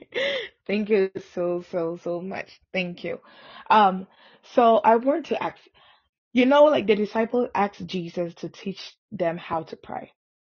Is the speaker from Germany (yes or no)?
no; Ghana; I'm Ghanaian.